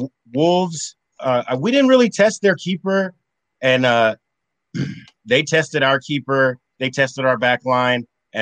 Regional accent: United States; I'm an American.

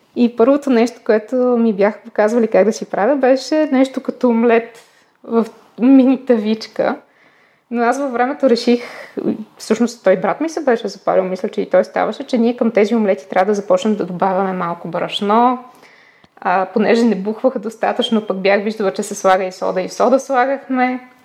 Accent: Plovdiv, Plovdiv Province, Bulgaria; когато си бяхме в Пловдив, тъй като аз съм от Пловдив, когато си бяхме в Пловдив, си спомням, че ходейки на детска градина и в първите години на училище

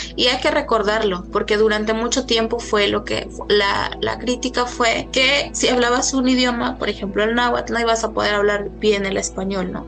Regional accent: Mexico; las lenguas que tenemos en México

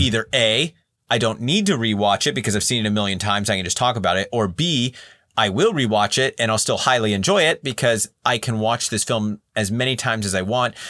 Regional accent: Central Valley, California, United States; I was born and raised in the Central Valley, California

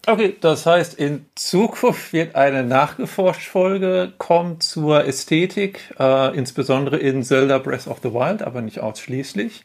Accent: Ruhr area, North Rhine-Westphalia, Germany; moved away; ich komme ursprünglich aus dem Ruhrpott

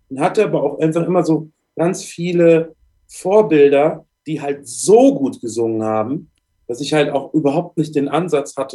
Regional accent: Bad Honnef, North Rhine-Westphalia, Germany; also born or lived in Cologne; ich bin in Köln geboren. Bin dann im Kindesalter ist meine Mutter mit mir nach Bad Honnef gezogen.

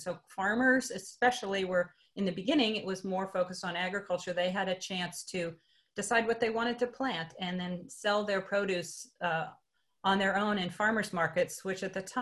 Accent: Youngstown, Ohio, United States; moved away as an adult; also born or lived in Singapore / China; I started with my hometown newspaper, the Youngstown Vindicator

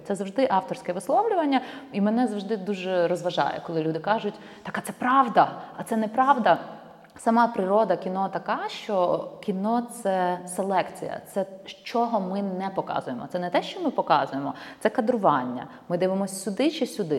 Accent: Ivano-Frankivsk, Ivano-Frankivsk Oblast, Ukraine; Я з Івано-Франківська

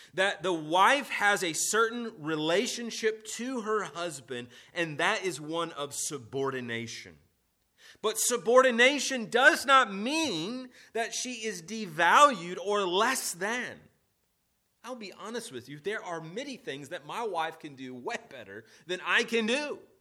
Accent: United States; At the heart of being an American is to be rebellious, right? Uh, we, we are the rebellious ones

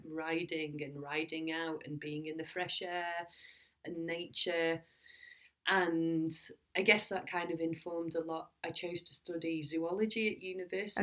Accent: Lancashire, North West England, United Kingdom; I'm from Lancashire and we lived on an estuary and I used to walk by the river all the time

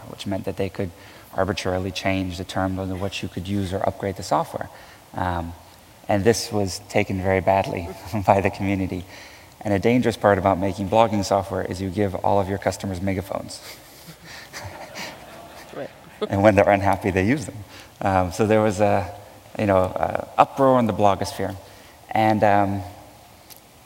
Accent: Houston, Texas, United States; I was born and raised in Houston, Texas

